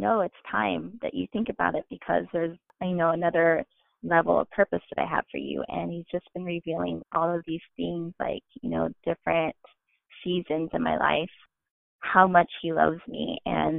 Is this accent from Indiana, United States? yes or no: yes; Indiana, United States; moved away as an adult; also born or lived in San Francisco Bay Area; growing up in Indiana, I grew up in a household